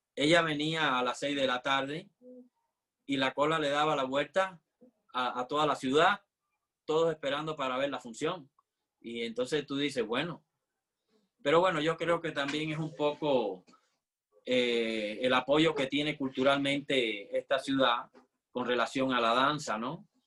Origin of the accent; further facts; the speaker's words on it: Havana, Cuba; moved away as an adult; now in Mexico; yo nací en La Habana, en Cuba, y estudié en la Escuela Nacional de Arte de, Cuba